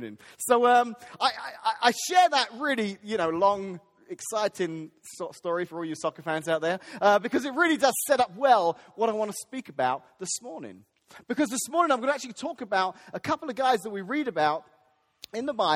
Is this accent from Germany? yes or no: no; England, United Kingdom; now in United States; I grew up in England